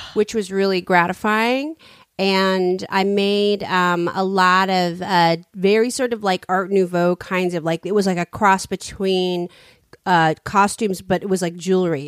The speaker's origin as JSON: {"language": "English", "town": "San Francisco", "region": "California", "country": "United States", "said": "I'm from San Francisco."}